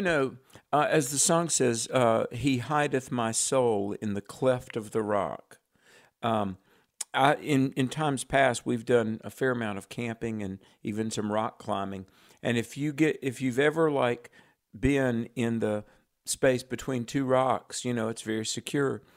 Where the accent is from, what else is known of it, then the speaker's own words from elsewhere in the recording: North Carolina, United States; my home state, yay, North Carolina